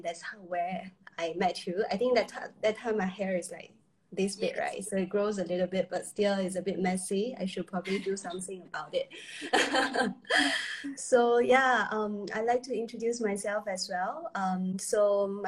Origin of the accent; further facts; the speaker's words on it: China; now in Singapore; originally I was from China.